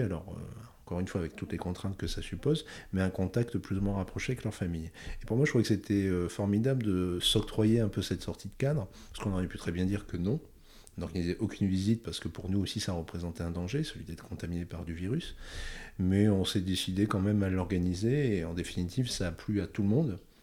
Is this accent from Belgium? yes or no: no; northern France, France; moved away as an adult; je suis retourné euh, chez moi dans le Grand Nord de la France, chez mes parents.